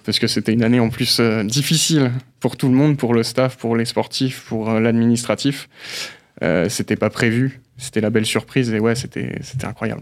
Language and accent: French; Belfort, Bourgogne-Franche-Comté, France; moved away as an adult; also born or lived in Brittany (family origin); date de naissance le 29 mai 1994. le lieu à Belfort.